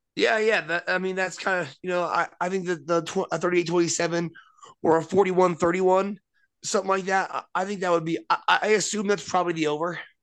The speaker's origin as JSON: {"language": "English", "region": "Nebraska", "country": "United States", "said": "I'm from Nebraska."}